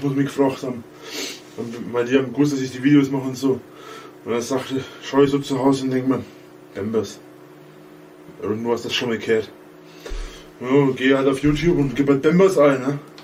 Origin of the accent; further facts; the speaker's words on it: near Nuremberg, Franconia, Bavaria, Germany; ich bin auch Franke, bin auch Bayer ein Bayer